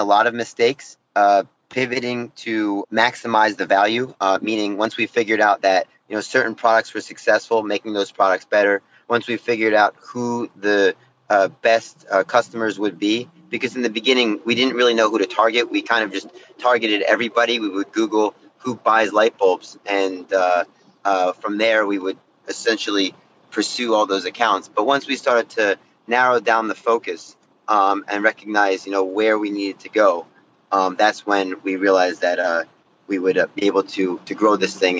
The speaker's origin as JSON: {"language": "English", "region": "New Jersey", "country": "United States", "also_born_or_lived": "New York City / Shanghai", "moved": "as an adult", "said": "So I'm from New Jersey originally."}